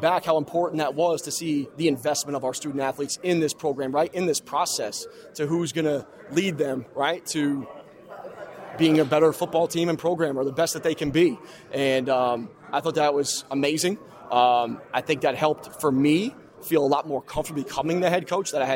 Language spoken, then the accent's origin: English; Upper Saddle River, New Jersey, United States; moved away; Bergen County. Wife's from Paramus. I'm from Upper Saddle River.